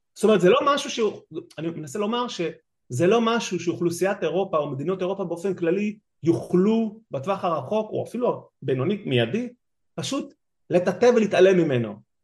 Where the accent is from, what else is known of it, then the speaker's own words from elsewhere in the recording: Israel; now in Netherlands; לנו כישראלים